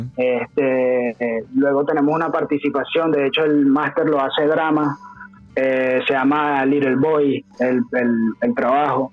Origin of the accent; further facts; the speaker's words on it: Caracas, Capital District, Venezuela; moved away as an adult; also born or lived in Mérida, Venezuela; now in Chile; realmente yo soy de Caracas, okay. yo soy del Junquito, yo soy Junquito